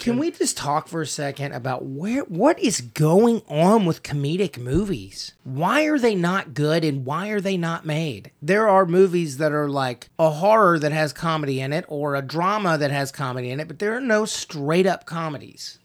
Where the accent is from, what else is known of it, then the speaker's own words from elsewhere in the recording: the South, United States; accent: southern; my southern accent's down here.